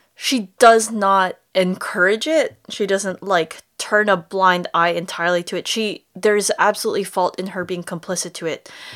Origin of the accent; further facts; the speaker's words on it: United States; accent: American; my American accent